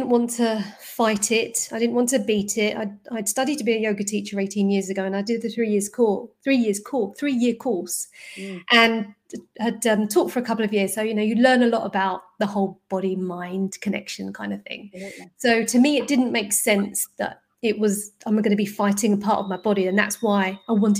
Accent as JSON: {"language": "English", "region": "London", "country": "United Kingdom", "tie": "born or raised there", "said": "I grew up in North London"}